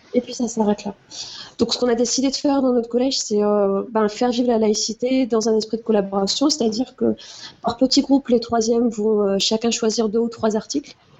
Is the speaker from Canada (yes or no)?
no; Moselle, Grand Est, France; j'ai grandi en Moselle